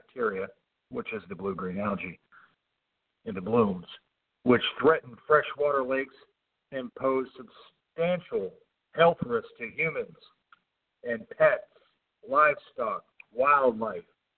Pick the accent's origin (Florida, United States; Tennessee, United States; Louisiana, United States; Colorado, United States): Florida, United States; Indian River County; the Indian River County, my hometown